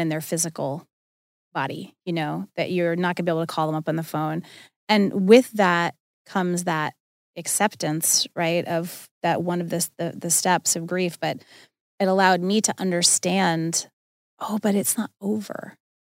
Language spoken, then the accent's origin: English; Long Island, New York, United States; I grew up on Long Island